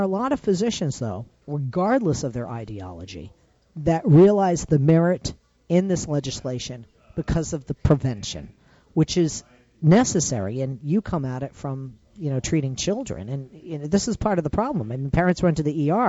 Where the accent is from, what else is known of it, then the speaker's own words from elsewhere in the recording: Massachusetts, United States; also born or lived in Buffalo, New York; now in Los Angeles, United States; I'm originally from Massachusetts